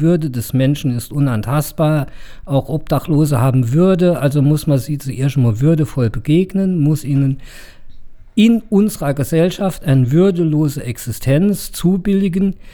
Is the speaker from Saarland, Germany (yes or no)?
yes; Saarbrücken, Saarland, Germany; ich bin als Saarbrücker ja lieber in der Presse positiv erwähnt, dass Saarbrücke Mut hat